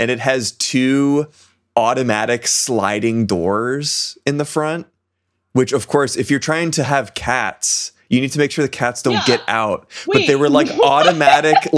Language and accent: English; Massachusetts, United States; I'm from Massachusetts